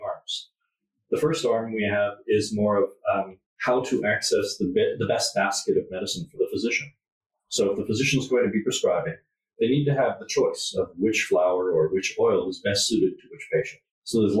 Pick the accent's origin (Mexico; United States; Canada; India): Canada; I'm from Canada